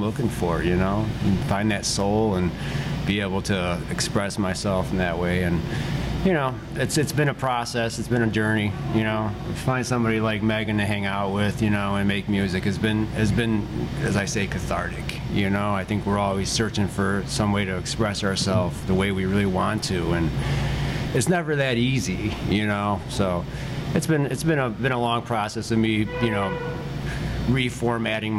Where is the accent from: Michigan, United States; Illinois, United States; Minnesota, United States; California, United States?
Illinois, United States; Joliet; moved away as an adult; now in Indiana, United States; I grew up in out by Joliet, Illinois, outside of Chicago.